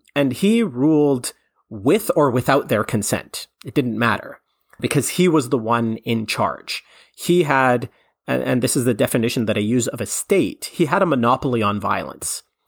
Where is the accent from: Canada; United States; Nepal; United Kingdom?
Canada; I'm Canadian